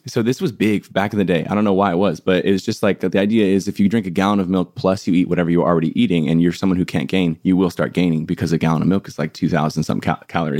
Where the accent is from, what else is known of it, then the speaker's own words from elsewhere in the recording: San Diego, California, United States; now in Los Angeles, United States; I was born and raised in San Diego in a place called like El Cajon La Mesa area